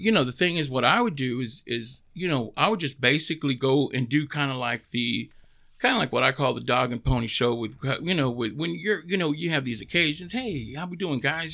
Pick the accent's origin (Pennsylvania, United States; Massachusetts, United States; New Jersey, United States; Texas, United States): Texas, United States; Dallas; born and raised in East Dallas. I'm a Parkland baby.